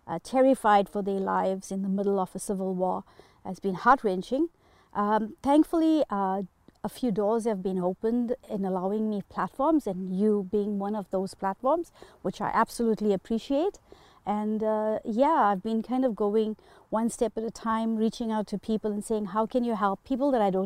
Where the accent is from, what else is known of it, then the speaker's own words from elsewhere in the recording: Durban, KwaZulu-Natal, South Africa; moved away as an adult; now in Manitoba, Canada; my entire extended family and immediate family live in Durban